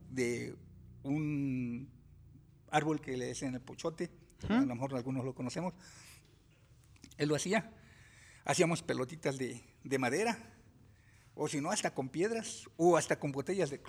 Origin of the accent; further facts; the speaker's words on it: Puebla, Mexico; soy nativo en el estado de Puebla.